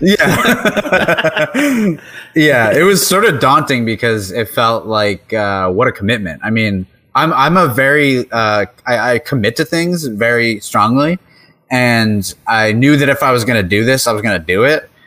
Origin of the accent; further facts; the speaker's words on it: New York, United States; I'm from New York